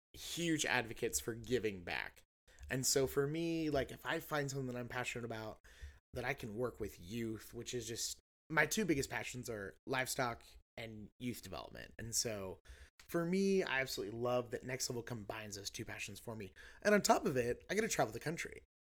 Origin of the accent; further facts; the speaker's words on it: Kansas, United States; And it's like what was so funny to me is I grew up in Eastern Kansas. And so like regionally, geographically, everyone assumes, you know, that's not Kansas a lot.